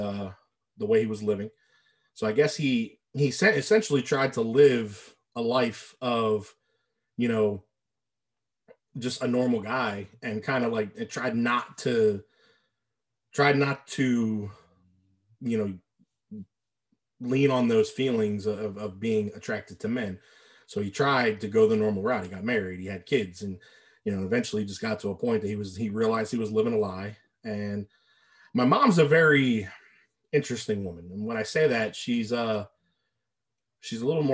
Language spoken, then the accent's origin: English; New Orleans, Louisiana, United States; I was born 1980 in New Orleans, Louisiana